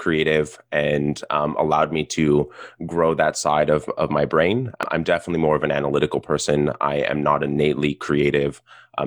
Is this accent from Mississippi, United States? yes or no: no; South Pasadena, California, United States; I grew up in South Pasadena in Los Angeles, Southern Californian through and through